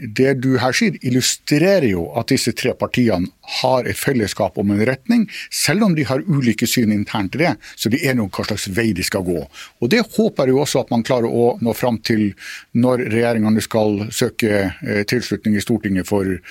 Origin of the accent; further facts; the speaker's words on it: Finnmark, Norway; som finnmarking